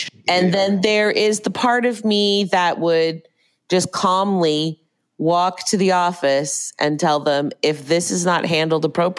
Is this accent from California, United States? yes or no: no; Oklahoma, United States; I also moved out of state for a job I secured in a rural area in the Midwest. I'm from Oklahoma.